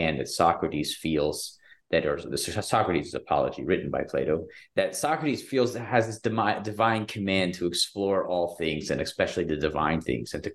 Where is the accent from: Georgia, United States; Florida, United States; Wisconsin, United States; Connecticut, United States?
Georgia, United States; Athens; moved away; also born or lived in Chicago; I grew up in Athens, Georgia, which is a small town in Georgia, with a very small Jewish community.